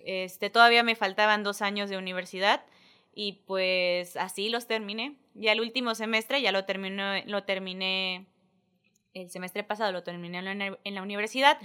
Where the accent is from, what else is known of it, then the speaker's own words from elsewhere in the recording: Isla, Veracruz, Mexico; yo nací en Veracruz, este, Jarocha por nombre, pero isleña de corazón nací y me vine para acá, este, pues ahora sí que desde mis primeros días, isleña, isleña, este, estuve todo kinder, primaria, secundaria